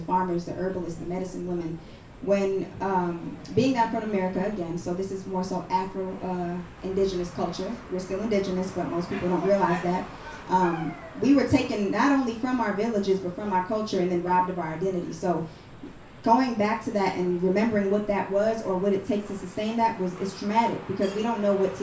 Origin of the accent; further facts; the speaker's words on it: New York City, New York, United States; also born or lived in Harlem; So I'm originally from the Bronx, New York, but a lot of my cultural influence is from Harlem